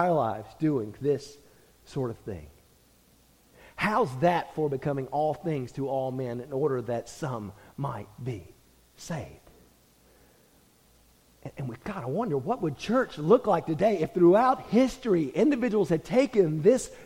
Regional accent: United States; we as American Christians

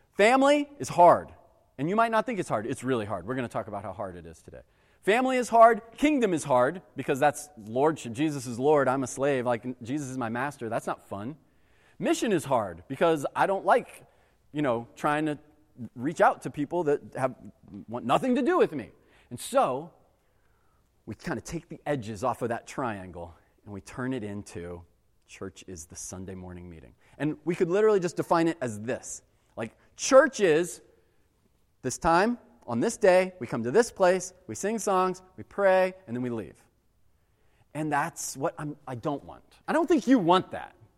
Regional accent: United States; we as American Christians

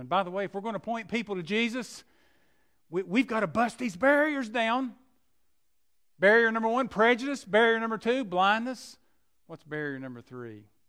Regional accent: McDowell County, West Virginia, United States; I'm from McDowell County, West Virginia, the poorest county in southern West Virginia. I saw people drinking out of tubes and hoses and so forth, and that's where, that's where we grew up.

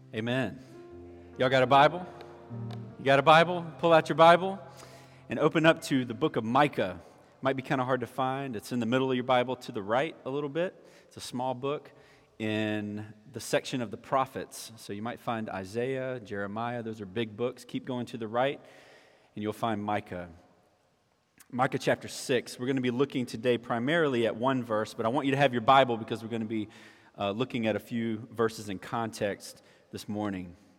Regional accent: Orangeburg, South Carolina, United States; moved away as an adult; I grew up in Orangeburg. All right, so I grew up here, and graduated from high school here at Orangeburg Wilkinson

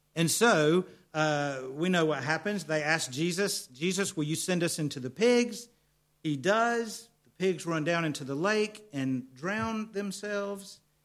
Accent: United States; accent: American; my American accent

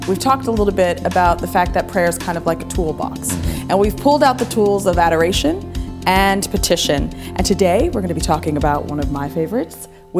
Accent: United States; now in Ibiza, Spain; And being an American as well

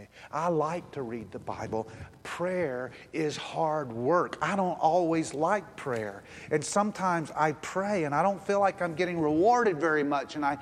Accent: United States; I'm an American

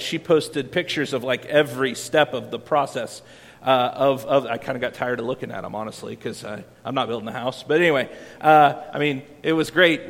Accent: Iowa, United States; moved away; I grew up in Iowa where we don't have a whole lot of beaches

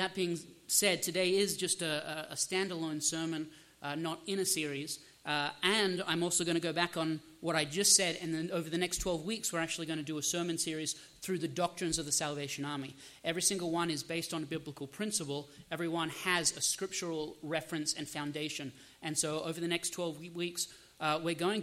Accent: Australia; now in United States; I'm Australian by birth. I'm actually a U.S. citizen now

